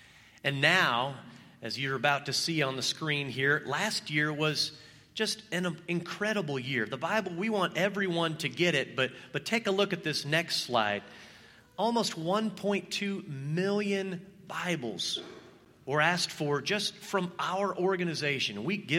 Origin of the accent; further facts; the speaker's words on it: Belgium; was the eighth child in a family of 10 children. I was born and raised in Belgium, in this predominantly Catholic country.